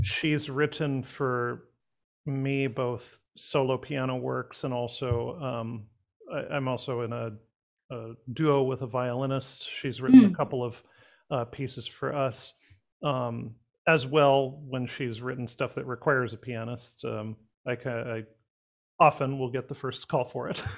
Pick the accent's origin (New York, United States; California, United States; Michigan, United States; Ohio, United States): California, United States; Pasadena; I'm actually a, a, local boy. I uh, was born and raised in Pasadena